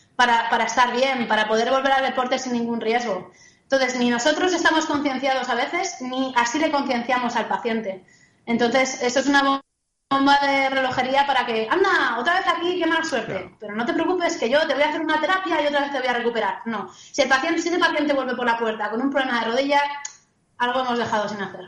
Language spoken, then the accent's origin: Spanish; Spain; soy fisio de España